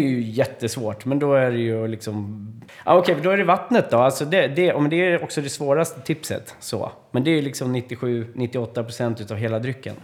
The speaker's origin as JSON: {"language": "Swedish", "country": "Sweden", "said": "vi svenskar"}